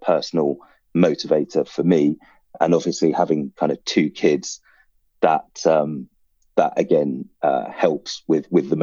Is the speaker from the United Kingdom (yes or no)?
yes; United Kingdom; I'm a British Sri Lankan